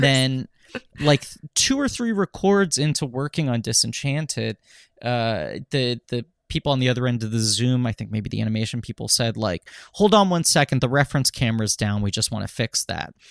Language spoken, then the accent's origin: English; New York City, New York, United States; I'm from New York City